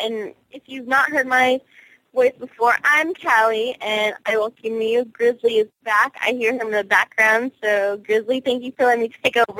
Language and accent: English; California, United States; I'm from California, so I do not know where that is.